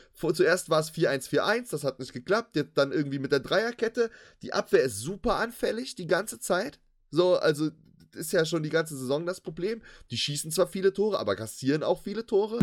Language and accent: German; Cologne, North Rhine-Westphalia, Germany; als Kölner